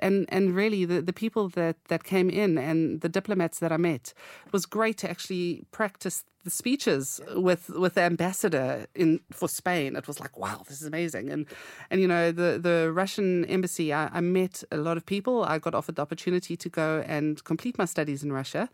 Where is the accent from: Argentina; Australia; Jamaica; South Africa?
South Africa; moved away as an adult; now in United Kingdom; I come from South Africa